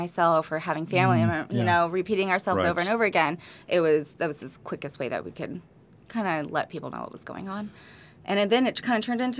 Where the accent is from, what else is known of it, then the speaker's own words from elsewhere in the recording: Newport Beach, California, United States; also born or lived in Santa Barbara; now in Goleta, United States; I was born and raised in Corona del Mar.